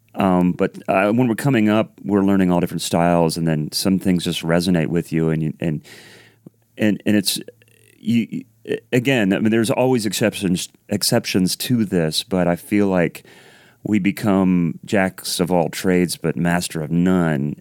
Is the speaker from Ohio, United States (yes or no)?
yes; Columbus, Ohio, United States; moved away as an adult; I grew up in Columbus, Ohio, so I'm, I'm a Midwest guy